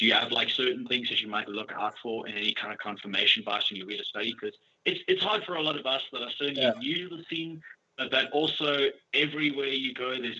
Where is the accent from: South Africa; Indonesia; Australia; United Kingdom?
South Africa; I got slightly offended as a South African